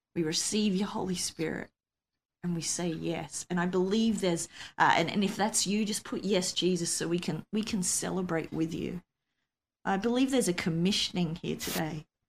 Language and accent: English; Australia; I'm an Aussie